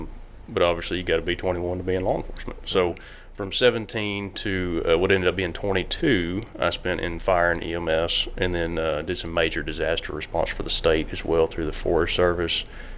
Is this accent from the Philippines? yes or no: no; Leonard, Texas, United States; So I grew up just outside of Leonard, between Leonard and Blue Ridge, down there on the county line. We had a small farm and ranch down there, ran cows and baled hay and things like that. Grew up very steeped in agriculture.